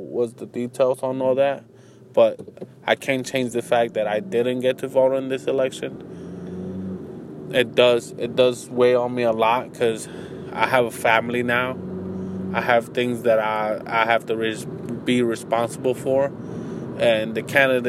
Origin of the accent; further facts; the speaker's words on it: United States; as an American